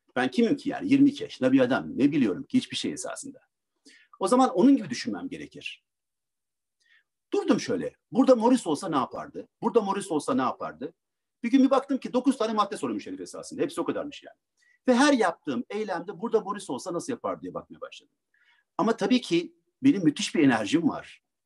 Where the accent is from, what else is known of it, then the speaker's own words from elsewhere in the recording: Ankara, Turkey; Ankara'da doğdum